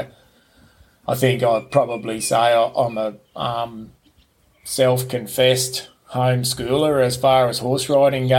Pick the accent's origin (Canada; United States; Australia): Australia; Newcastle, New South Wales; now in Queensland, Australia; I was born in New South Wales, born in Newcastle, New South Wales, Waratah Hospital to be exact. So, yeah, not a Queenslander, born and bred.